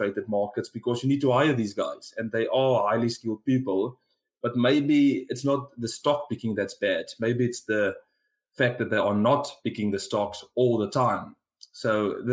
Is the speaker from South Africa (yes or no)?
yes; South Africa; accent: South African; given my accent, you can guess where I'm from